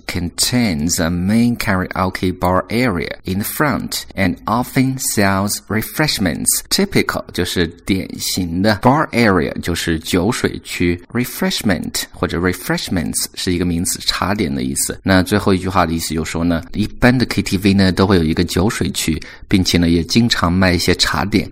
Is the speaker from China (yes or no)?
yes; China; 我们作为中国人